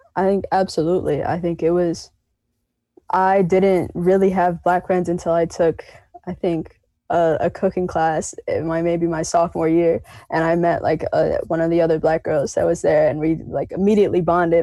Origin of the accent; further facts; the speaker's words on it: Ogden Dunes, Indiana, United States; also born or lived in Chicago, Illinois; I was born in Chicago and moved to Ogden Dunes when I was four